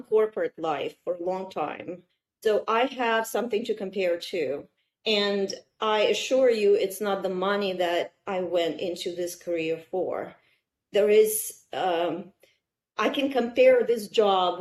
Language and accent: English; Kazan, Tatarstan, Russia; English is a second language; moved away as an adult; also born or lived in Odessa, Ukraine; now in United States; I couldn't go back to Odessa, where I'm from. I couldn't go back to Kazan, where I grew up in Russia.